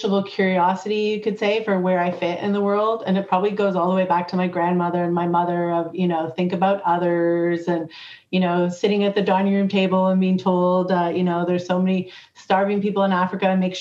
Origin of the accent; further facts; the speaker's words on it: Canada; when I grew up in Canada